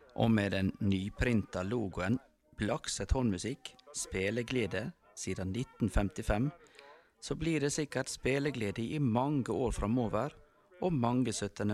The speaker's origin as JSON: {"language": "Norwegian", "country": "Norway", "said": "det er en dag vi nordmenn feirer mer enn noen andre land feirer sin nasjonaldag"}